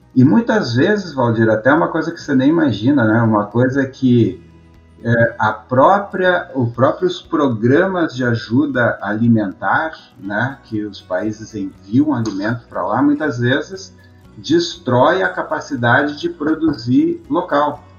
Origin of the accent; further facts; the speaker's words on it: Brazil; moved away as an adult; now in United States; eu sou um estrangeiro, estou aqui, no, aqui nos Estados Unidos